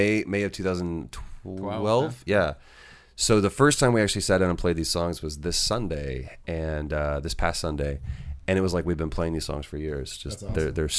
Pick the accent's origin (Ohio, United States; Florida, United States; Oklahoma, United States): Florida, United States; Jacksonville; And I'm from Jacksonville, Florida. So apparently I talk like this.